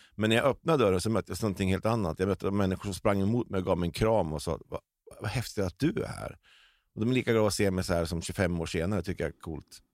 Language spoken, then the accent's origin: Swedish; Delsbo, Gävleborg County, Sweden; jag är uppvuxen i Delsbo.